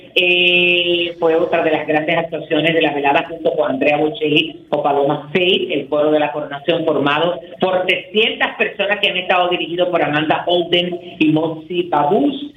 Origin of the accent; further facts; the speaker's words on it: Dominican Republic; nosotros lo digamos como dominicanos